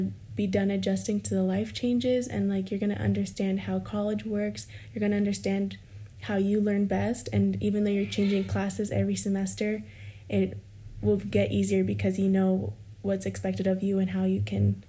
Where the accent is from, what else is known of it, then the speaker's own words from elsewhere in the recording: California, United States; also born or lived in Iowa; although I was going from California to Iowa, we had friends who are an hour and a half away from Iowa City who would come see me.